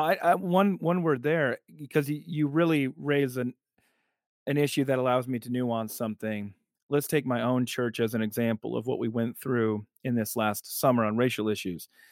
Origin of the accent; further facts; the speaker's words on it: South Dakota, United States; moved away as an adult; also born or lived in Evanston, Illinois; now in Alabama, United States; South Dakota, my first eighteen years